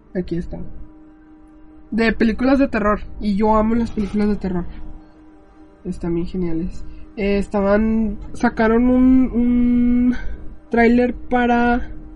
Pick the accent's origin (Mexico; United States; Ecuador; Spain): United States; yo soy americana